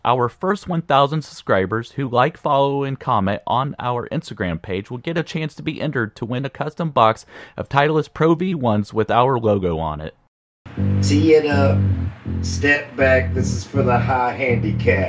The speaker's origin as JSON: {"language": "English", "town": "Indianapolis", "region": "Indiana", "country": "United States", "tie": "born or raised there", "said": "born and raised in Indianapolis, Indiana."}